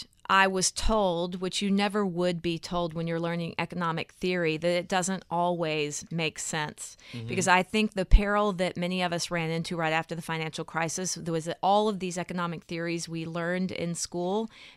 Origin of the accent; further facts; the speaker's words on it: Texas, United States; It's that I was raised in the South, {S5} mm-hmm. {S4} in Texas, and there's this sense of perpetual optimism.